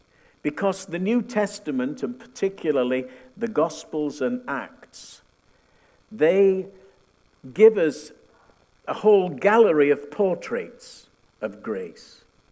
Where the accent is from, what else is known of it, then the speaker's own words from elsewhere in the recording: United Kingdom; also born or lived in northern Manitoba; now in Winnipeg, Canada; We came from the UK, you wouldn't know it from my accent, but that's the truth.